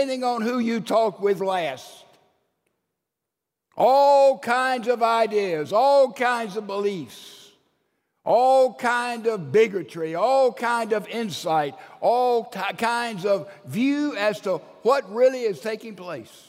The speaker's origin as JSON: {"language": "English", "town": "Laurel", "region": "Mississippi", "country": "United States", "tie": "born or raised there", "also_born_or_lived": "Alabama / Wake Forest, North Carolina", "said": "I was born in the Laurel General Hospital"}